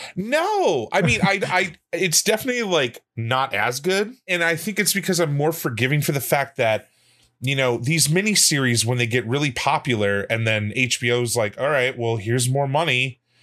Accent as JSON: {"language": "English", "town": "Kenosha", "region": "Wisconsin", "country": "United States", "tie": "born or raised there", "said": "I know a lot of people that are Italian where I grew up from in Kenosha. There's a lot of Italians in Kenosha, Wisconsin"}